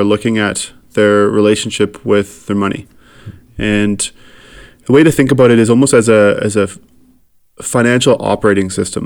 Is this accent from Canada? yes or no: yes; Saskatchewan, Canada; moved away as an adult; also born or lived in Winnipeg; now in Calgary, Canada; I grew up in Saskatchewan and really proud to be from Saskatchewan